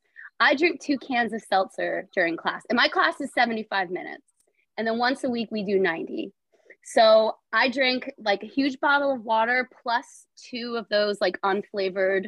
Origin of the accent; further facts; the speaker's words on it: Allentown, Pennsylvania, United States; I am from Allentown, Pennsylvania